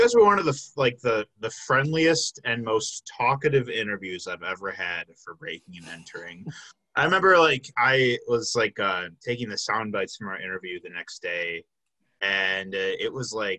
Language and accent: English; Illinois, United States; I'm from Illinois as well